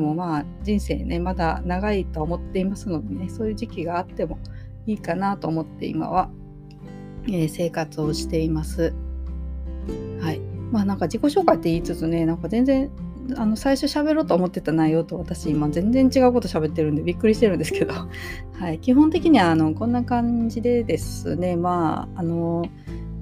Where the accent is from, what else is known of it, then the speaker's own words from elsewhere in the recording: Yoshino District, Nara, Japan; 奈良県の、えー、吉野郡の大江戸町という町で生まれました